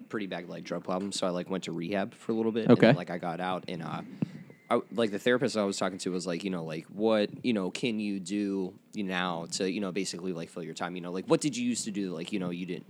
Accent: Moon, Pennsylvania, United States; Me and Nick are from Moon.

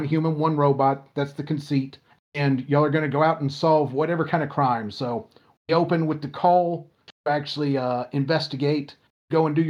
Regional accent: Lilburn, Georgia, United States; I'm from Greater Metro Atlanta, and White Wolf, the company, started out in Stone Mountain, Georgia, which is, I grew up in Lilburn, Stone Mountain

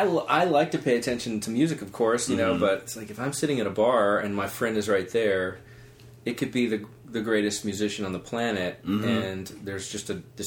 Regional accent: Nashville, Tennessee, United States; I saw this side of Nashville's music that a lot of people that come from out of town or that just hear about Nashville and Nashville just from its image and that they don't realize

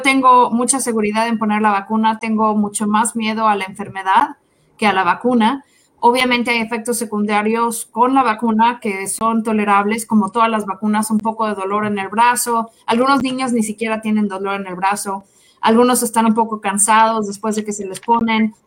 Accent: Mexico; now in Kansas City, United States; Soy mexicana

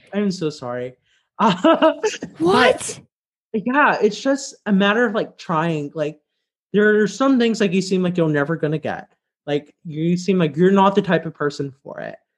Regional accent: Louisiana, United States; moved away as an adult; also born or lived in Chicago; now in Washington, D.C., United States; I'm from Louisiana

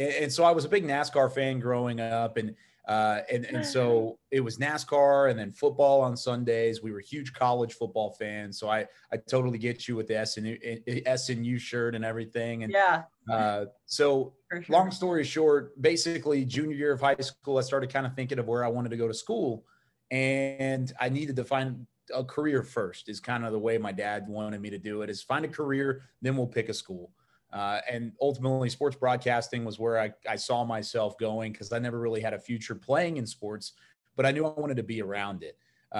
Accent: Waco, Texas, United States; when I was growing up in Waco

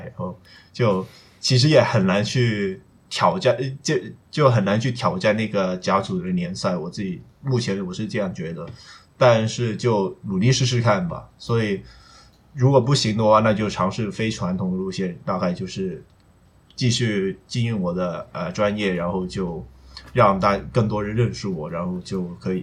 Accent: Hong Kong; 我是在香港那边就是， 就是写那些memes的

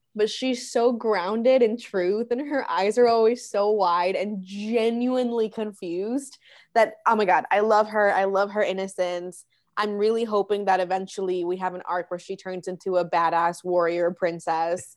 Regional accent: Orlando, Florida, United States; first language Spanish; English is a second language; also born or lived in Medellín, Colombia; I grew up in Orlando

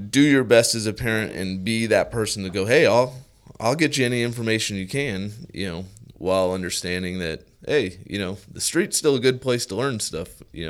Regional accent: Las Vegas, Nevada, United States; Born and raised in Las Vegas.

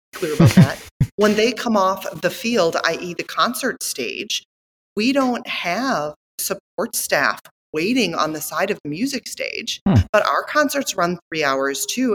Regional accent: Northeast Wisconsin, United States; moved away as an adult; also born or lived in Australia; I came from Northeast Wisconsin

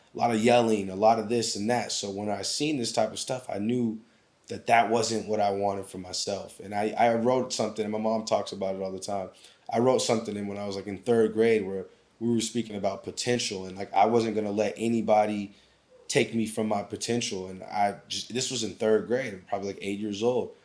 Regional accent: Anchorage, Alaska, United States; moved away as an adult; growing up in Alaska

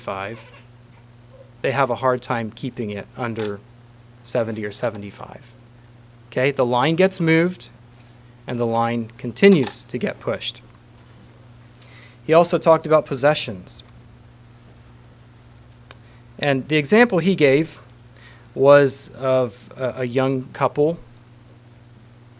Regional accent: Holmes County, Ohio, United States; moved away; I come from Holmes County, Ohio

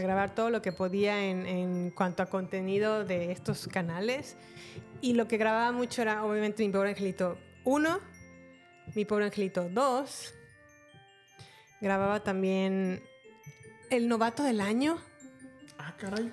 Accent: Mexico; moved away; yo vengo desde México

